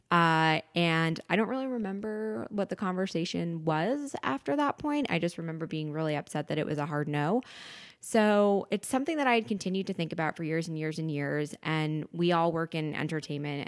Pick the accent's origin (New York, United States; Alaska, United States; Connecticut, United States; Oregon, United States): New York, United States; Westchester County; I grew up in Westchester County